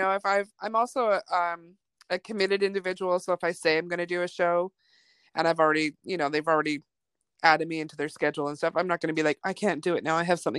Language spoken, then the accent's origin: English; Vancouver, British Columbia, Canada; also born or lived in Germany; I did. My teenage years, I grew up in Vancouver. I'm an Army brat, so my dad was in the military, and I was born in Germany.